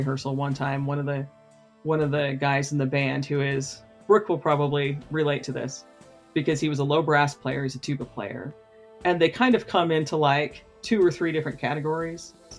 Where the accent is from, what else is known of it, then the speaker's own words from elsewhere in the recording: Sanpete County, Utah, United States; first language English; I was born and raised in San Pete County, Utah